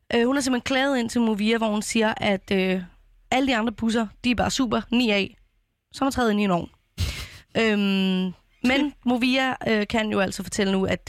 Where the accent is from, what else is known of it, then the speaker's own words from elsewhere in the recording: Copenhagen, Capital Region of Denmark, Denmark; kommer fra min hjemby, Vandløse